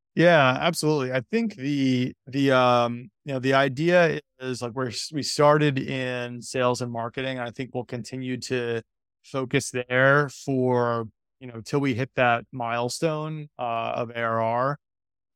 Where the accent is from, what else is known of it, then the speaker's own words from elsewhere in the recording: New York, United States; I'm from New York